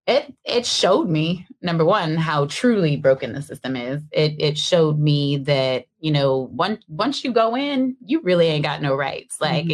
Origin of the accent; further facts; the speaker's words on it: Seattle, Washington, United States; I was born and raised in Seattle